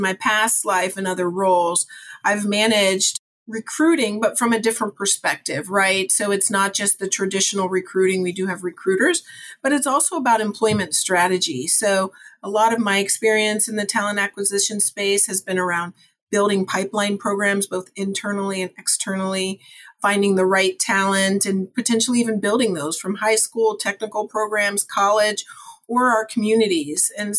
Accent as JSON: {"language": "English", "region": "Ohio", "country": "United States", "tie": "born or raised there", "also_born_or_lived": "California / North Carolina / Georgia / Tennessee", "said": "I was born in Ohio, actually. I've lived in about 6 other states, all the way from California. I lived out in LA for a while, and North Carolina, Georgia, Tennessee. But Ohio's my home."}